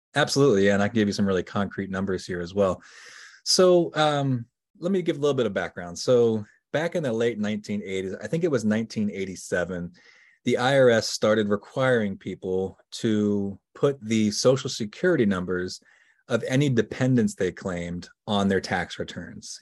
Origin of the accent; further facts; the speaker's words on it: Virginia, United States; now in Pennsylvania, United States; I grew up in Virginia. I now live in Pennsylvania, but, uh, I grew up in Virginia